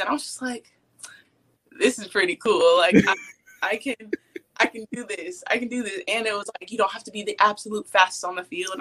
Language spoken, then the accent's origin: English; Austin, Texas, United States; I grew up in Austin